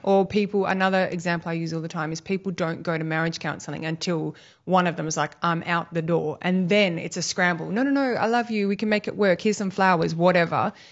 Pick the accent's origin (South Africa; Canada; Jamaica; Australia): Australia; Busselton, Western Australia; now in Albany, Australia; I grew up in Bustleton in West Australia, and back in the eighties, it was really a lovely little country beachside town